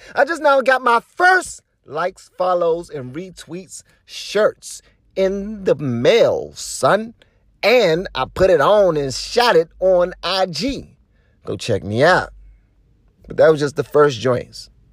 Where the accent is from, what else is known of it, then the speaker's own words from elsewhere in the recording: Washington, District of Columbia, United States; I ain't from the suburbs. I live in the suburbs now, yeah. I'm, but I'm from Southeast D C